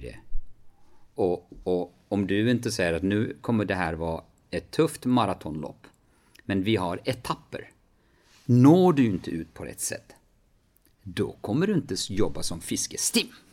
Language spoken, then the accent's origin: Swedish; Kurdistan Region, Iraq; moved away as an adult; now in Sweden; hemma i Kurdistan